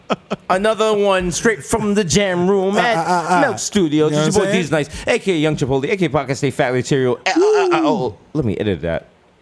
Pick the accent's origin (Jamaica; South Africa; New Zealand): Jamaica; as a Jamaican